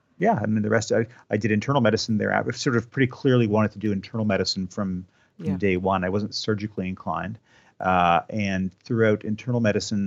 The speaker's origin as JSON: {"language": "English", "town": "New Glasgow", "region": "Nova Scotia", "country": "Canada", "tie": "born or raised there", "said": "I grew up in New Glasgow. I went to school at Dal for 9 years. So I lived in Nova Scotia for the first 25 years of my life."}